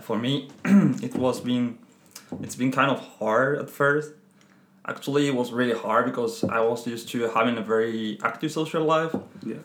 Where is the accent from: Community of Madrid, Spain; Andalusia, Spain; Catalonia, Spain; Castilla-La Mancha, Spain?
Community of Madrid, Spain; Madrid; English is a second language; moved away as an adult; now in France; I'm Spanish. Come from Madrid